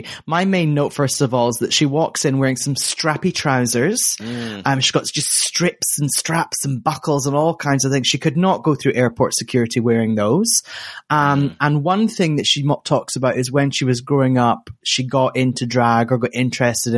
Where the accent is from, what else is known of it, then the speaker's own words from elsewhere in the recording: United Kingdom; I'm speaking as a British person with a boring monosyllabic white name